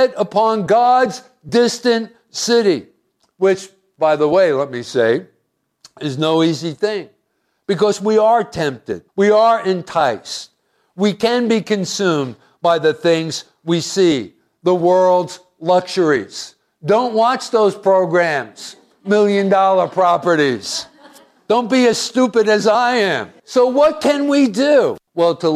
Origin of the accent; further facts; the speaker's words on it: Hoboken, New Jersey, United States; I was born in Hoboken